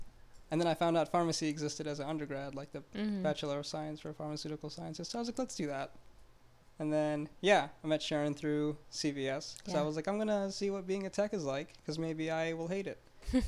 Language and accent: English; Montreal, Quebec, Canada; also born or lived in Saudi Arabia; I was born in Saudi, 94. And then when I was about 9 years old, my father, who is a cardiovascular surgeon, was pursuing a fellowship abroad in Canada. So the whole family packed up and moved to Montreal.